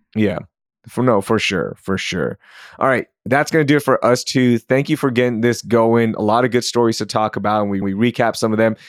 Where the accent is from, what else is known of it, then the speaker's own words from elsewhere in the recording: Sugar Land, Texas, United States; I grew up in Sugarland